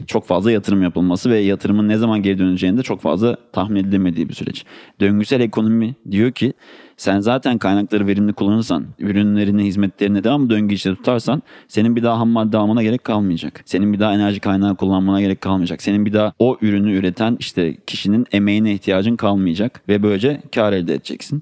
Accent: Ankara, Turkey; Ankaralıyım. 91 yılında Ankara'da doğdum

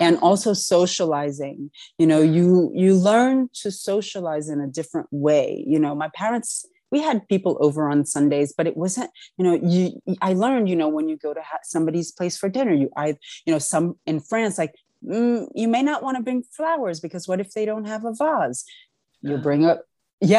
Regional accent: New York, United States; also born or lived in Paris; my parents were in New York and I'm a New Yorker

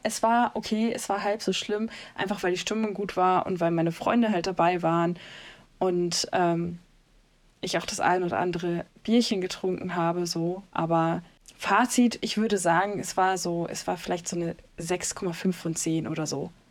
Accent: North Rhine-Westphalia, Germany; Ich komme aus NRW

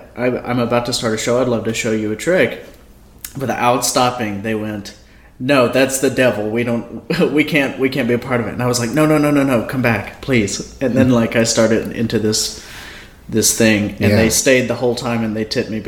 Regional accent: Louisiana, United States; I'm from Louisiana.

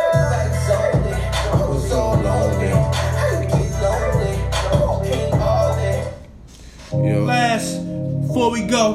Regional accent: Brooklyn, New York, United States; I'm from Brooklyn

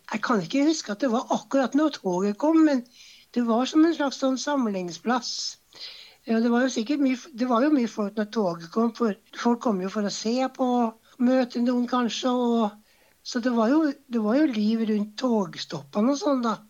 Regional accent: Garli station, Trøndelag, Norway; Jeg er født på Garli. Jeg er født i Trondheim på Isedals stiftelse

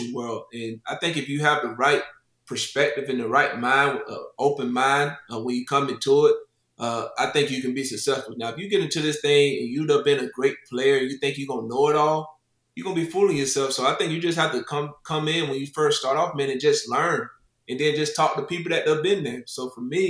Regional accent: Lake Butler, Florida, United States; moved away as an adult; also born or lived in Buffalo, New York; now in South Carolina, United States; Buffalo is very similar to my hometown in Florida, Lake Butler.

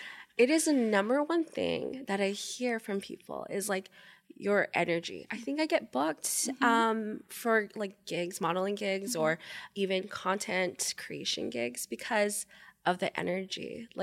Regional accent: Japan; also born or lived in Philippines; I grew up in Japan. I was born in the Philippines.

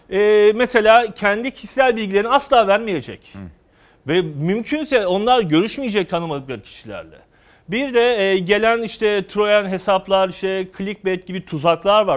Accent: Karabük, Karabük Province, Turkey; moved away; also born or lived in Ankara / Eskişehir; Karabük doğumluyuz. Ankara'da yüksek öğrenimimizi yaptık.

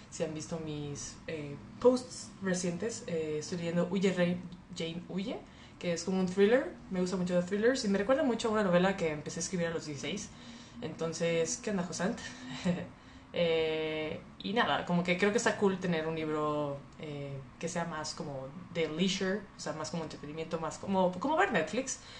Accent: Monterrey, Nuevo León, Mexico; moved away as an adult; now in Mexico City, Mexico; Pues bueno, soy regia, nací en Monterrey y viví en Monterrey 23 eh, años de mi vida. Actualmente llevo dos años en la Ciudad de México.

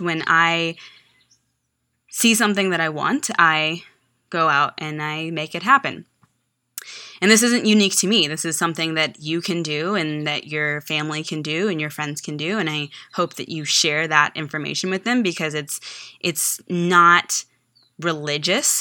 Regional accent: Texas, United States; moved away as an adult; also born or lived in Virginia; I was from Texas

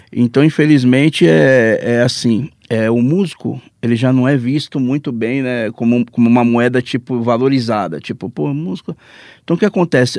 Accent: São Vicente, São Paulo, Brazil; eu sou de São Vicente

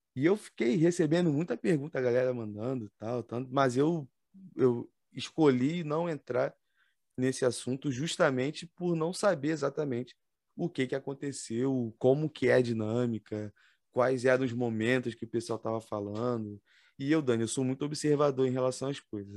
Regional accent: Nilópolis, Rio de Janeiro, Brazil; accent: carioca; sou de Nilópolis, Baixada Fluminense, Estado do Rio de Janeiro

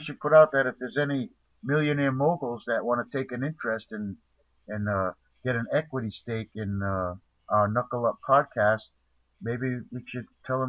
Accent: New England, United States; also born or lived in South Carolina; I mean, I come from New England. Actually, I was born in South Carolina, so, you know, it doesn't matter to me.

